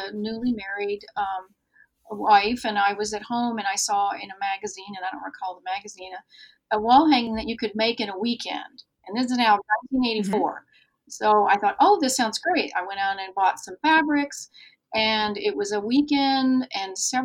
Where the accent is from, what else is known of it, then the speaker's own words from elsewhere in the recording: Germany; moved away; I grew up in Germany